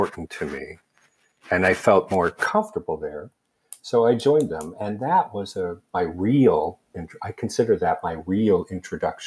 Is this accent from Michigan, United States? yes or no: no; Alameda, California, United States; also born or lived in Kansas; now in San Francisco Bay Area, United States; I was born actually in Alameda, California, and my family was back in the San Francisco Bay Area. And I wanted to get back after spending 8 years in Kansas